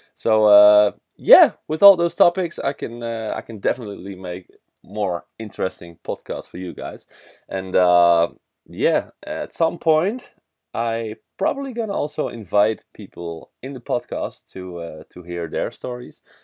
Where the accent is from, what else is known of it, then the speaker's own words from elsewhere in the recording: Netherlands; English is a second language; I'm from the Netherlands. I'm a Dutch guy